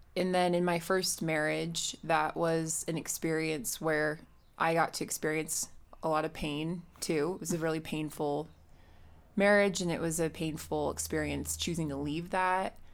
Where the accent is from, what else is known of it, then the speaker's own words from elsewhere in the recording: Utah, United States; I grew up here in Utah.